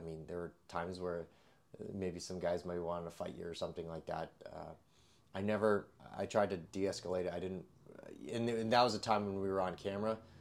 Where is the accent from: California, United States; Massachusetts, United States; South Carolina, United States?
Massachusetts, United States; West Springfield; moved away as an adult; also born or lived in Alaska / northern Connecticut; now in Connecticut, United States; West Springfield, Mass